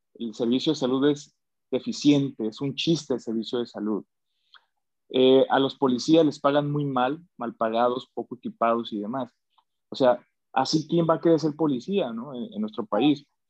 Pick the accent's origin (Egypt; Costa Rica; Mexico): Mexico; soy mexicano